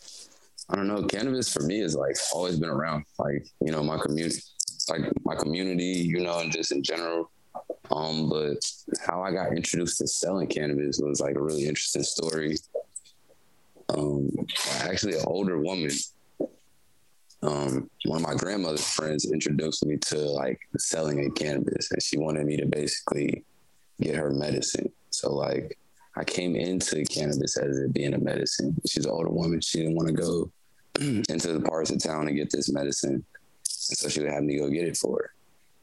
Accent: Chicago, Illinois, United States; also born or lived in San Francisco Bay Area, California; Yes, I'm from Illinois. So I was born in Chicago, but my parents split up when I was like two. So my mom moved to California. So I grew up between the Bay Area

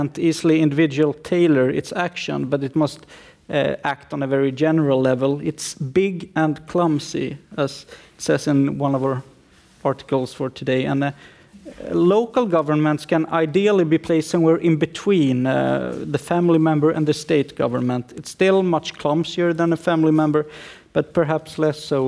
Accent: Sweden; I'm a lawyer from Sweden

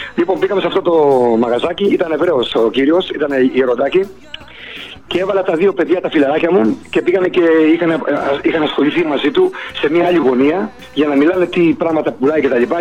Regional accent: Boston, Massachusetts, United States; also born or lived in Salamis, Greece; now in Athens, Greece; πήγαμε στο θείο μου που μας είχε καλέσει στην Αμερική στη Βοστόνη και μείναμε ε, Μέρεπεν, στο Μέρεπεν. Εκεί μεγάλωσα.

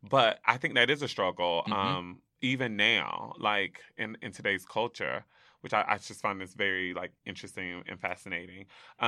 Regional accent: the South, United States; Like, I grew up in the South, actually

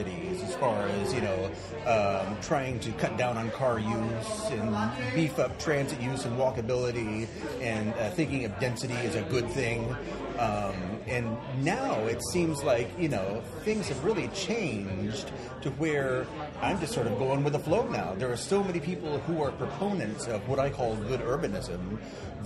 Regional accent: Marietta, Georgia, United States; also born or lived in Midtown, Atlanta; now in Atlanta, United States; I grew up in Marietta

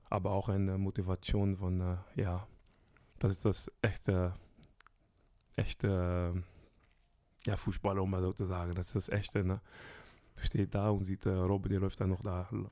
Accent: Rotterdam, South Holland, Netherlands; German is a second language; moved away as an adult; also born or lived in Brest, France; now in Germany; zwei Stunden von meiner Heimat, Rotterdam

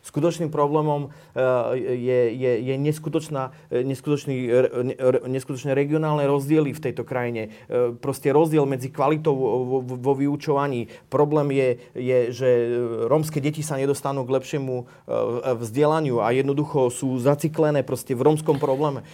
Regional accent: Slovakia; moved away; also born or lived in Iceland; ja som teda Slovák

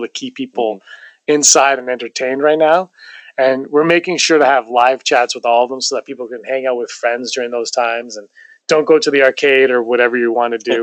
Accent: Toronto, Ontario, Canada; Toronto, my hometown.

